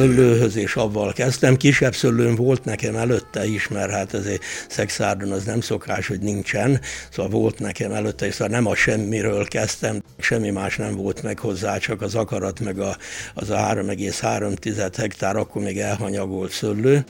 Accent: Várdomb, Tolna, Hungary; also born or lived in Szekszárd / Gyöngyös; Várdomban, a szomszéd faluban, ahol születtem

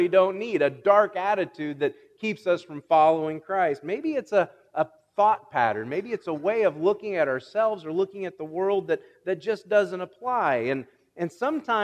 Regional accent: Illinois, United States; I'm from Illinois

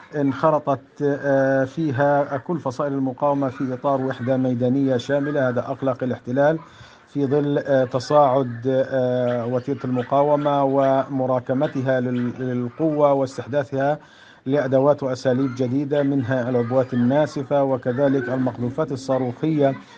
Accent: Palestine; منا كفلسطينيين

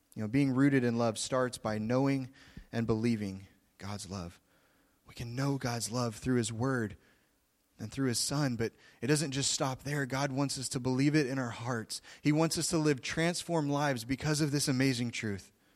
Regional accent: Oklahoma, United States; I'm from Oklahoma. I'm a Southern boy.

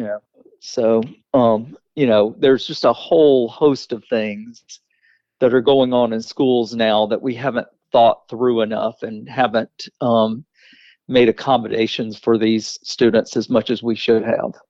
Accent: Weaver, Alabama, United States; moved away as an adult; also born or lived in Jacksonville, Alabama / Fulton County, Georgia; now in Atlanta, United States; I grew up in Weaver, Alabama

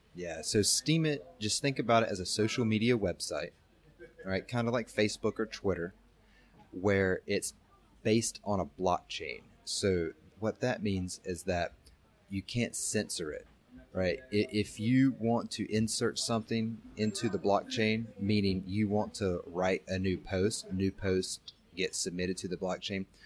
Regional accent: North Carolina, United States; moved away; born and raised in the United States, uh, North Carolina specifically

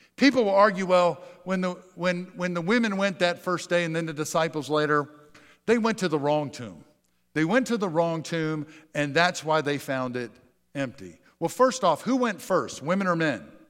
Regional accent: Pennsylvania, United States; moved away; I grew up in Pennsylvania

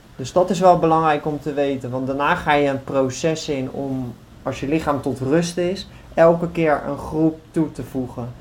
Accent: Netherlands; now in Greece; Wij als Nederlanders staan natuurlijk ook wel bekend als echt een betrouwbaar volk

